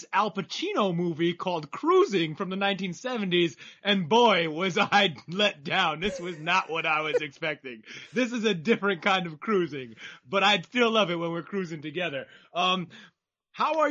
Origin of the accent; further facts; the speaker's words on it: New York City, New York, United States; moved away; I'm from Manhattan